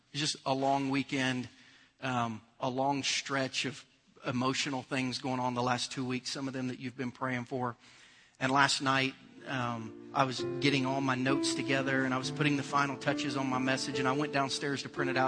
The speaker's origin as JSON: {"language": "English", "country": "United States", "said": "as an American"}